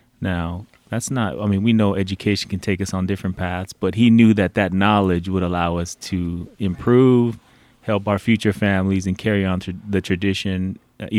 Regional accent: Oakland, California, United States; we were all born and raised in Oakland

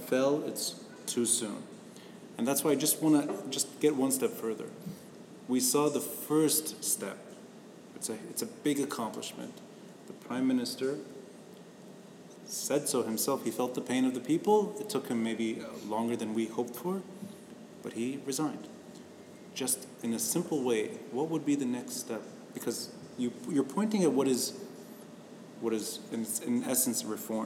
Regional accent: Tripoli, North Governorate, Lebanon; now in Beirut, Lebanon; I'm from Tripoli, and I'm in Beirut.

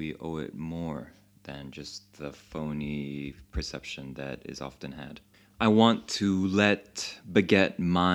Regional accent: Chicago, Illinois, United States; now in Paris, France; originally I'm from Chicago

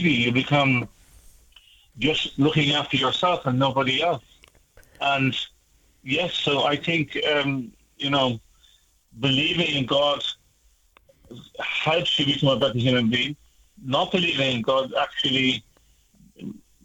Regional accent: Ireland; I'm Irish

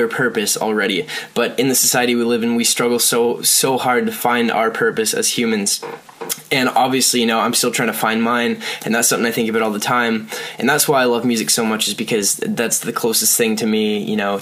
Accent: Lindsay, Ontario, Canada; I was born in Ontario, Canada, in this tiny little town called Lindsay, and there's pretty much nothing there, but that's the place that kind of, you know, made me want to make music

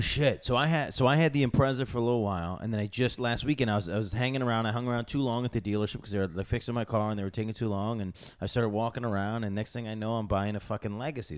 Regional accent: Syracuse, New York, United States; I grew up in Syracuse

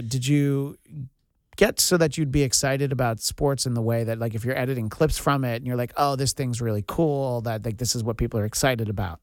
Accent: New York, United States; moved away; growing up in New York, I only heard of it

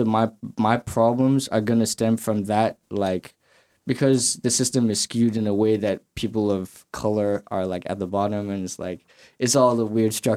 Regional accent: Lagos, Nigeria; moved away as an adult; also born or lived in Canarsie, Brooklyn; now in United States; I grew up in Lagos, Nigeria. So that's where I'm originally from. Like, most of my life was in Lagos, Nigeria.

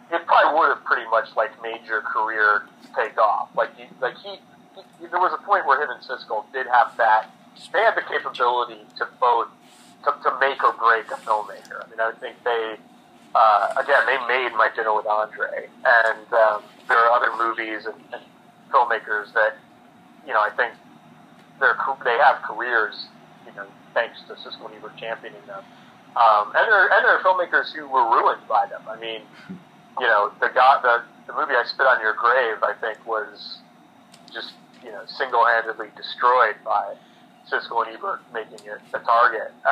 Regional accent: Chicago, Illinois, United States; growing up in Chicago and reading him and watching him

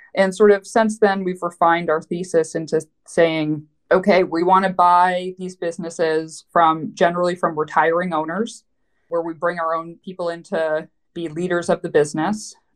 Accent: Vancouver, British Columbia, Canada; moved away as an adult; also born or lived in New York City; now in United States; I am Canadian. So, hey, uh, so I grew up in Vancouver

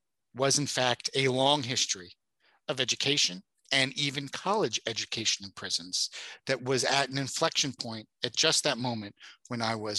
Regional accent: New York City, New York, United States; I was growing up in New York City in the 1980s, mostly the 1990s

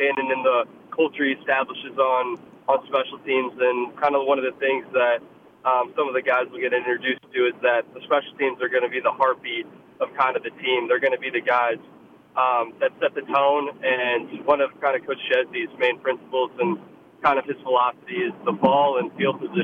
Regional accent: St. Louis, Missouri, United States; moved away as an adult; now in Harrisonburg, United States; I loved growing up there in St. Louis

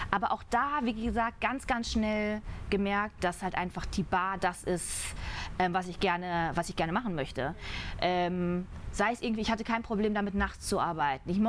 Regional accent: Ruhr area, North Rhine-Westphalia, Germany; Ich komme ja aus dem Pott

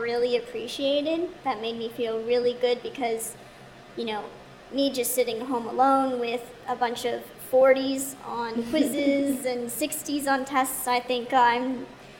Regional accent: Texas, United States; I'm from Texas

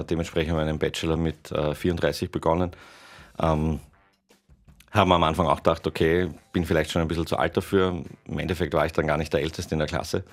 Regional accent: Tyrol, Austria; geboren bin ich in Tirol

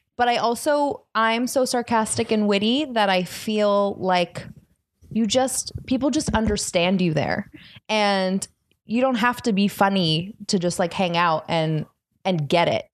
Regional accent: Los Angeles, California, United States; I grew up in Los Angeles

